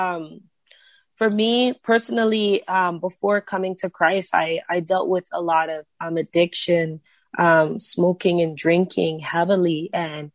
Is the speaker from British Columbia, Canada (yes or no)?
no; Brampton, Ontario, Canada; I'm from Ontario. I'm from a city called Brampton. Just grew up here my whole life